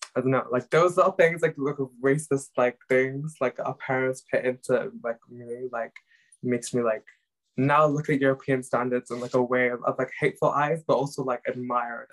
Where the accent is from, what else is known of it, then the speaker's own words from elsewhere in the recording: Pakistan; English is a second language; now in Cardiff, United Kingdom; I am Pakistani